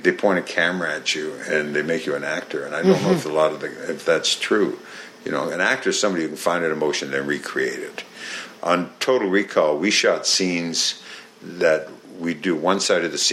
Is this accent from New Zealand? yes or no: no; Canada; accent: Canadian; I came up in Canada. I'm from Canada